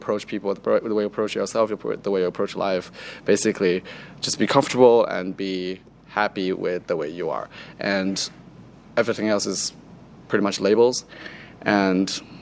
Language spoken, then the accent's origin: English; China; now in Melbourne, Australia; growing up in China